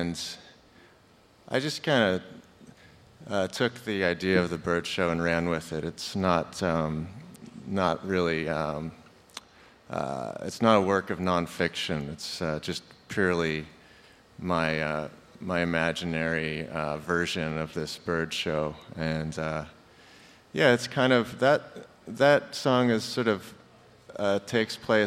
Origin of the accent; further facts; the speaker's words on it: Pekin, Indiana, United States; We grew up in the Pekin, Palmyra.